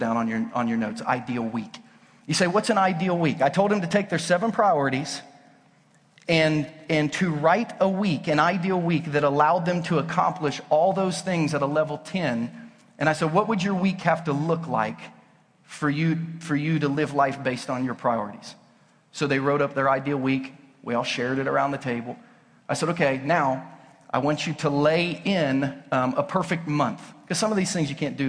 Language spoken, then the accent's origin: English; Southern Ohio, United States; now in Lee's Summit, United States; I grew up in Southern Ohio.